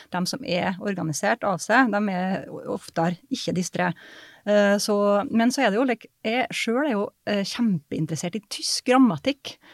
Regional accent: Surnadal, Møre og Romsdal, Norway; Helt fra indre Nordmøre, da, Surndalen, der jeg kommer fra

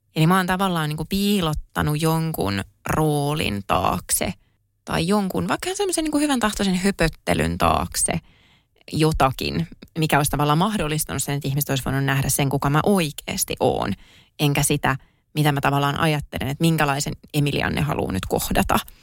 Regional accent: Kouvola, Kymenlaakso, Finland; moved away as an adult; kun mä asuin elämäni ekat 18 vuotta Kouvolassa

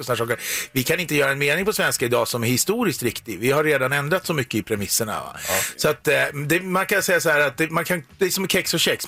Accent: Eskilstuna, Södermanland, Sweden; Jag kommer från Eskilstuna

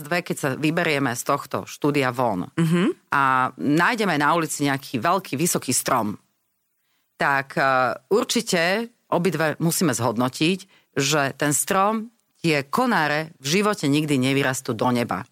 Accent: Slovakia; sme zase Slováci

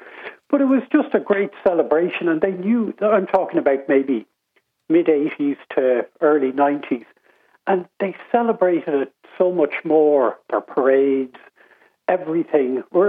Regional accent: Ireland; accent: Irish; moved away as an adult; also born or lived in Chicago, United States / Colorado, United States

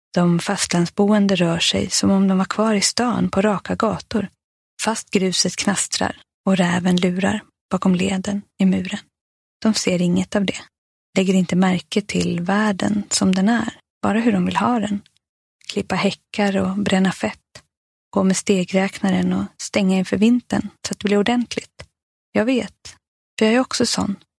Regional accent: Stockholm, Stockholm County, Sweden; also born or lived in Kalmar; now in Öland, Sweden; jag är ju född i Stockholm och jag har bott jättemycket i Stockholm, också delvis uppväxt i Kalmar

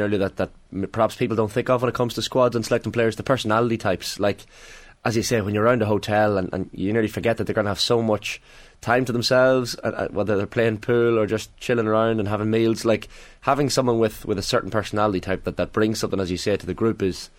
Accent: Ireland; we're Irish

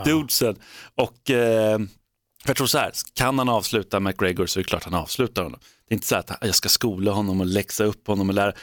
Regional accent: Sweden; vi är svenskar

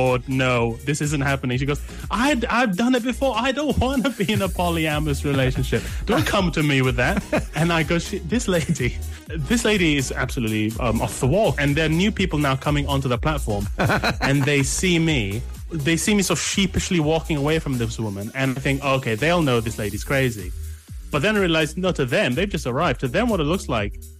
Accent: London, United Kingdom; speaking as Londoner

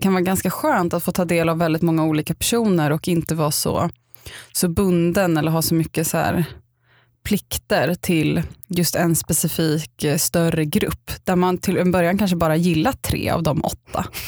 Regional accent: Upplands Väsby, Stockholm County, Sweden; jag kommer från Upplands Väsby och varit kaninhoppare och spelat saxofon

